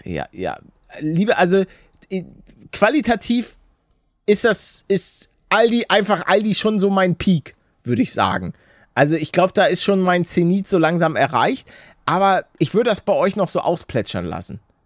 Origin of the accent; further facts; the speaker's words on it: Hamburg, Germany; moved away; als Hamburger